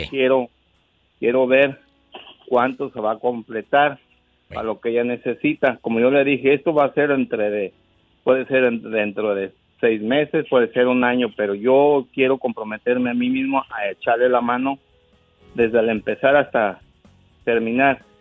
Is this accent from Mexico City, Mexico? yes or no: no; State of Mexico, Mexico; yo soy del Estado de México